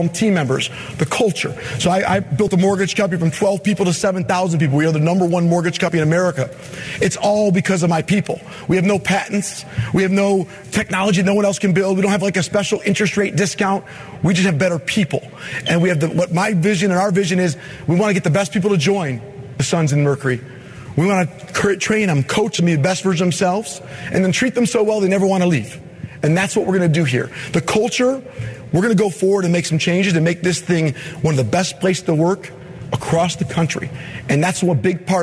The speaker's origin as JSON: {"language": "English", "region": "Michigan", "country": "United States", "said": "I'm from Michigan"}